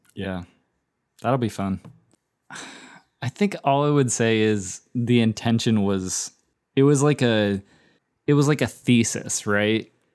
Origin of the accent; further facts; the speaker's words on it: United States; we're American